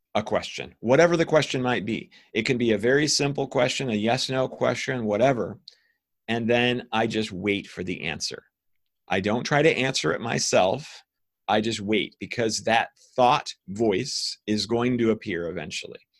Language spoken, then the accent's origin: English; Ohio, United States; I was raised by scientists in the United States in Ohio